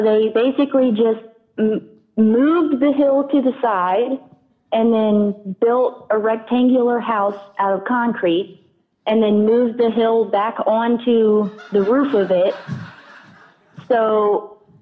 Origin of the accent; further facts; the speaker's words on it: the South, United States; I grew up in the South